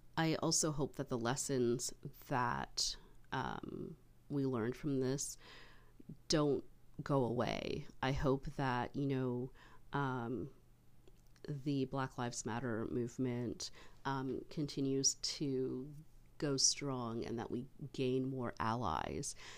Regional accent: Canada; being Canadian

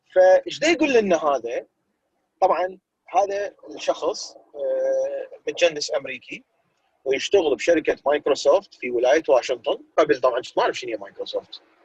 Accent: Iraq; now in United States; إحنا يعني عراقيين

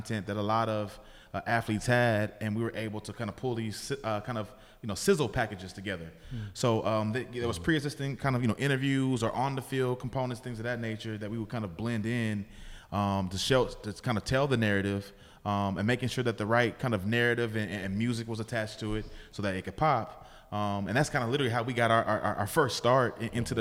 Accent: Bay Area, California, United States; I'm from the Bay Area

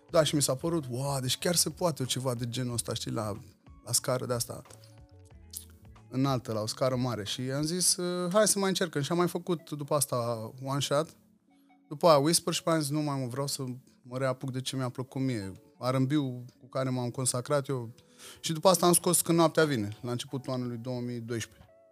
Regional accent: Craiova, Dolj, Romania; îmi iubesc orașul natal, iubesc Craiova, uh, sunt îndrăgostit de cartierul în care am crescut

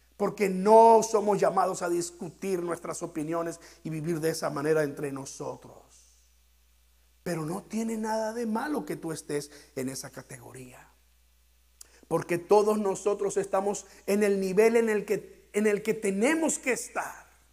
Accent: Mexico; aquellos de nosotros que somos mexicanos

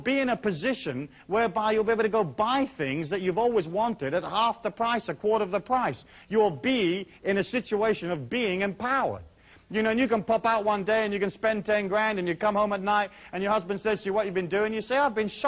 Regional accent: Taos, New Mexico, United States; my hometown of Taos

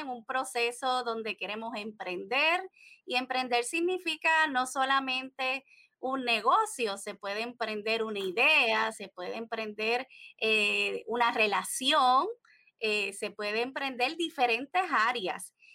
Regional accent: Puerto Rico; soy desde de Puerto Rico, la isla del encanto

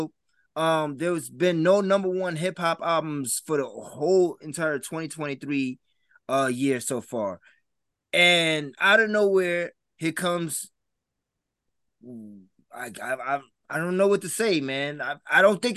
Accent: New York City, New York, United States; I'm from the Bronx

